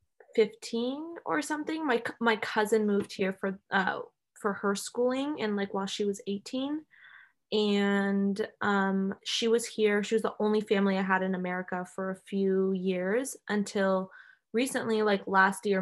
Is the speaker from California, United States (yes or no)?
yes; Folsom, California, United States; also born or lived in Elk Grove, California; we moved to Folsom and have been here since